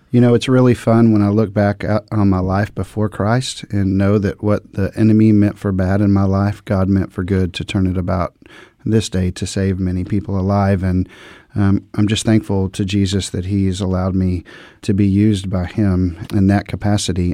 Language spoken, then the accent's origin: English; Dallas, Texas, United States; I grew up in the Dallas, Fort Worth, Texas area